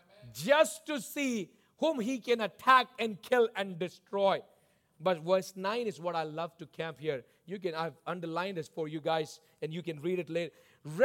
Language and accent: English; South India, India; I grew up in the tropics. I grew up in South India